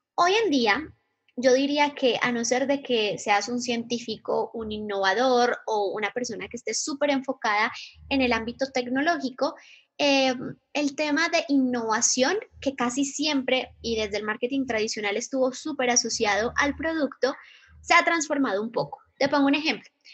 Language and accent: Spanish; Medellín, Antioquia, Colombia; moved away; Soy de Medellín, Colombia